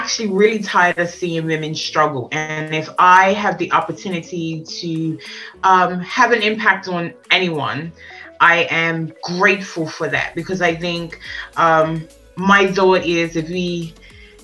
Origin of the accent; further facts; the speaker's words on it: Bermuda; now in England; I'm originally from Bermuda